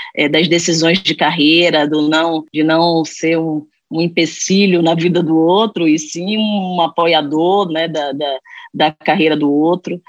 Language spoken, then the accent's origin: Portuguese; Bahia, Brazil; accent: Bahian; moved away; Eu não sei se vocês perceberam pelo meu sotaque, eu sou baiana